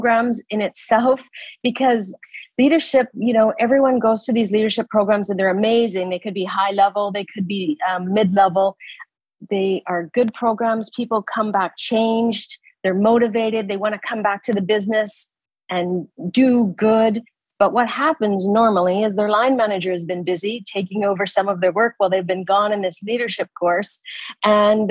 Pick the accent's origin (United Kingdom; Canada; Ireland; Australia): Canada; moved away as an adult; now in Abu Dhabi, United Arab Emirates; I'm a Canadian